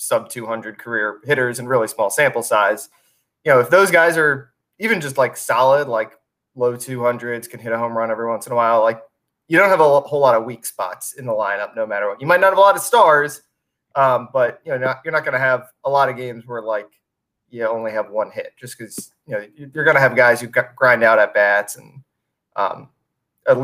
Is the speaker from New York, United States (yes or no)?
no; Montgomery County, Maryland, United States; moved away; I'm from Montgomery County, right outside D.C.